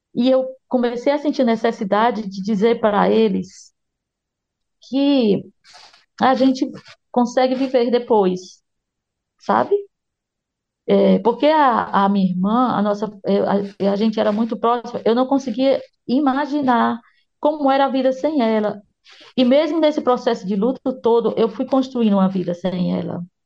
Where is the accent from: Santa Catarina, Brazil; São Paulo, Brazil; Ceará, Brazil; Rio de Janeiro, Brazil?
Ceará, Brazil; Eu sou nordestina, sou do Ceará, moro em Fortaleza